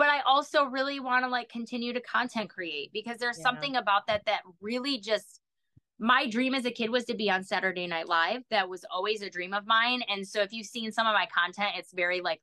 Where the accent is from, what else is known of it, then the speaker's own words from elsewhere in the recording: upstate New York, United States; also born or lived in New Hampshire / Boston; now in Florida, United States; I'm from New York originally, you know, upstate New York, Italian, in an Italian town, and everybody's Italian.